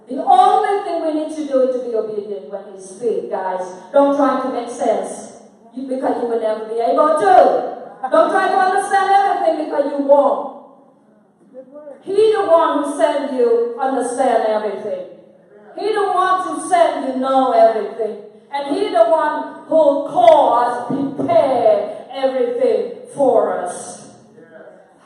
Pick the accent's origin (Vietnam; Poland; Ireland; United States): Vietnam; I'm come from Vietnam.